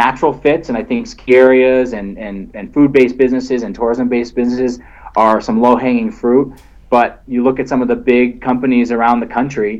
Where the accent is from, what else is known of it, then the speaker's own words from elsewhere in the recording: Vermont, United States; I'm from Vermont, the land of craft beers